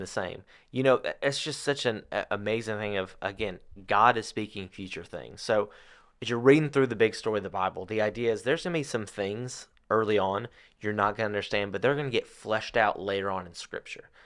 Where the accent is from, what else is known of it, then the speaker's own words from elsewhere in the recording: United States; growing up in America nowadays